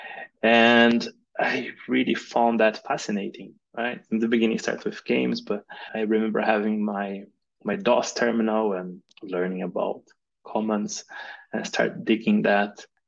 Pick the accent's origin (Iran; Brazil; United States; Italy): Brazil; moved away as an adult; also born or lived in Germany; now in Portugal; I moved here to Portugal, but I'm originally from Brazil.